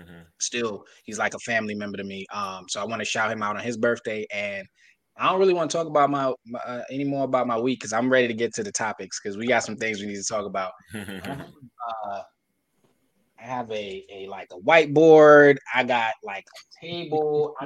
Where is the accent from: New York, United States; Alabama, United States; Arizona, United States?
New York, United States; Brooklyn; I'm a fan of Mark Jackson. I'm from Brooklyn.